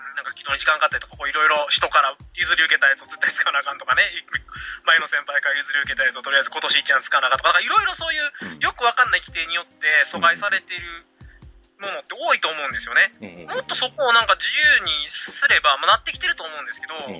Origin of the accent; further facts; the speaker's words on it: Osaka or Kyoto, Kansai, Japan; 大阪とか京都出身なんですけど